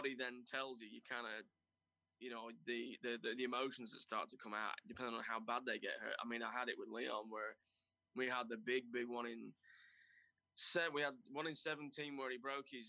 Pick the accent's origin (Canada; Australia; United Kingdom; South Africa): United Kingdom; I think everybody wants to have worked, especially being British, you want to have worked with Barry Sheen at some point.